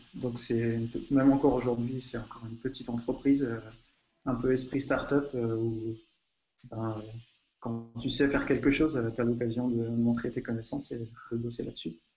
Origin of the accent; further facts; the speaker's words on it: France; now in Hungary; je suis français, je vis en Hongrie